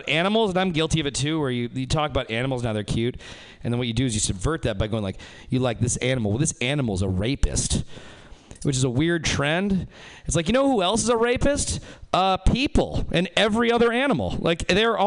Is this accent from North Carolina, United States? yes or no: no; Reno, Nevada, United States; I'm from Reno, Nevada